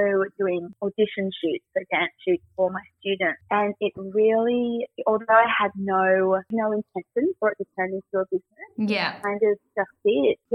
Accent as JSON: {"language": "English", "town": "Newcastle", "region": "New South Wales", "country": "Australia", "tie": "born or raised there", "said": "I grew up in Newcastle"}